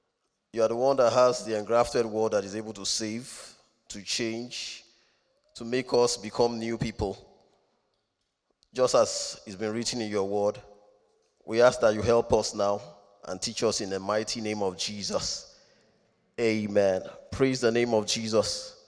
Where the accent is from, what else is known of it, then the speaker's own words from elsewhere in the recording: Rome, Lazio, Italy; born there; I'm not a Roman citizen. I've not claimed citizenship, but I was born in Rome, so I have something in common.